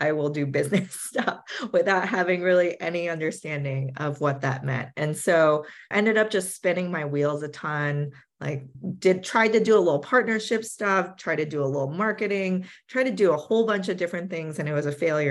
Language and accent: English; Silicon Valley, California, United States; I grew up in Silicon Valley